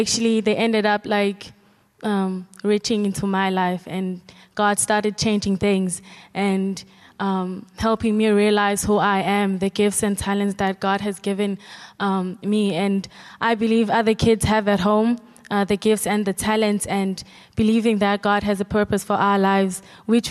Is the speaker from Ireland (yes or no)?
no; informal settlement called Jamaica, KwaZulu-Natal, South Africa; I am born and raised in an informal settlement called Jamaica